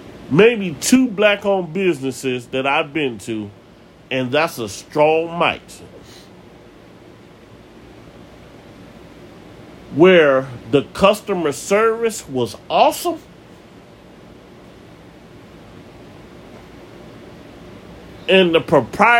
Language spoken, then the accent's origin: English; Cleveland, Ohio, United States; also born or lived in Maple Heights, Ohio; I moved from Kinsman to Maple Heights.